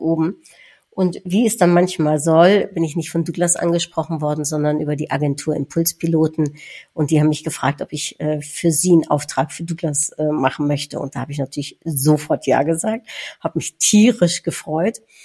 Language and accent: German; Netherlands; als Niederländerin